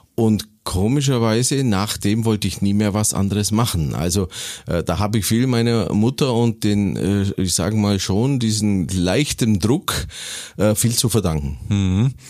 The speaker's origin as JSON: {"language": "German", "town": "Waltenhofen", "region": "Bavaria", "country": "Germany", "tie": "born or raised there", "also_born_or_lived": "Kempten", "said": "ich bin geboren in Kempten im Allgäu und aufgewachsen eine Ortschaft äh, äh, weiter in Waltenhofen"}